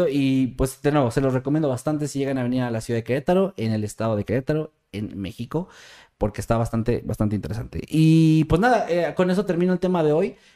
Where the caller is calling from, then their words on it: Argentina; desde Argentina.